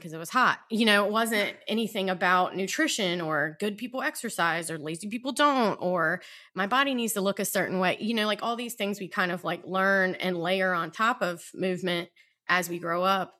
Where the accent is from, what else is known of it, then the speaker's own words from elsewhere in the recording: South Georgia, United States; moved away as an adult; also born or lived in Virginia; now in Baltimore, United States; lived in Virginia most of my adult life and grew up in South Georgia